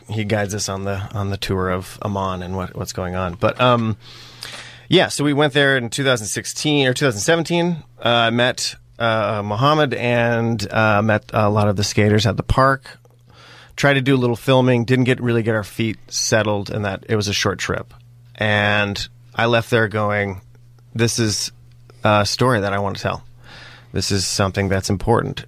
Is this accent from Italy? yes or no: no; Springfield, Oregon, United States; also born or lived in Bend, Oregon; I was, uh, born and raised in Springfield, Oregon. I'm a true-blooded Oregonian